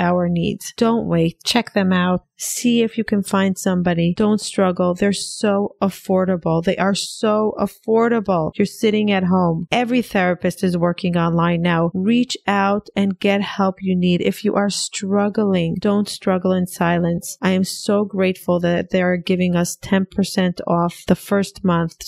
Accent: Israel; also born or lived in New York, United States; now in Florida, United States; I'm actually Israeli, moved to New York

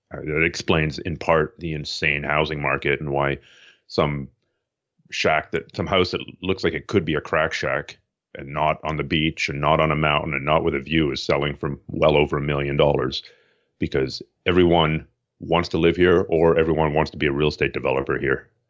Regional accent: Toronto, Ontario, Canada; moved away as an adult; also born or lived in Montreal; now in Vancouver, Canada; I was born in eastern Canada, uh, Toronto area, and then spent time in Montreal

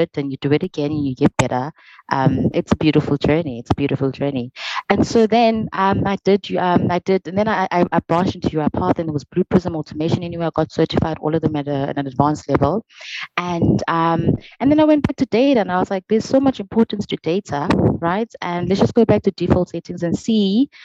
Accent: South Africa; moved away; I'm from the Vol, and I had to come to varsity

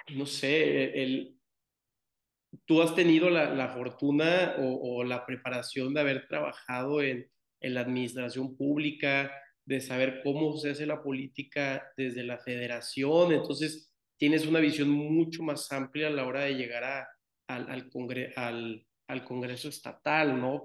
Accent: Tampico, Tamaulipas, Mexico; yo que soy de Tampico, eh, Tamaulipas

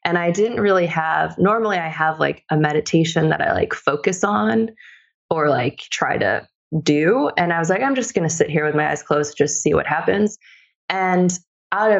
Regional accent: Bartlett, Illinois, United States; I grew up in the suburbs of Chicago. So I grew up in Bartlett, Illinois.

